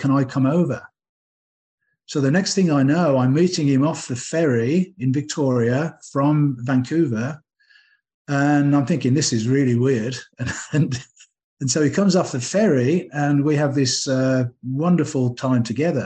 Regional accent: England, United Kingdom; moved away; I'm English

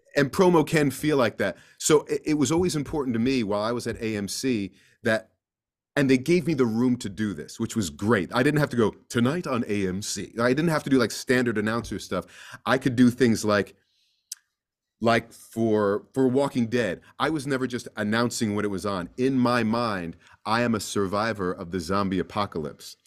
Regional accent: East Coast, United States; I'm from the East Coast

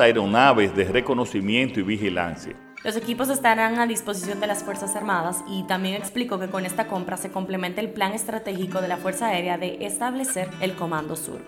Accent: Dominican Republic; nuestro país vecino, Haití

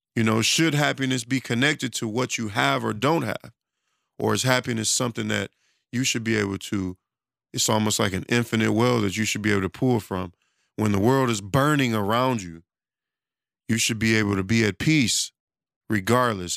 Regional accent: Detroit, Michigan, United States; I'm from Detroit

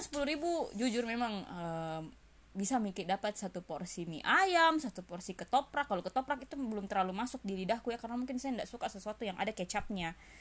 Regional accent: Makassar, South Sulawesi, Indonesia; moved away; also born or lived in Jakarta

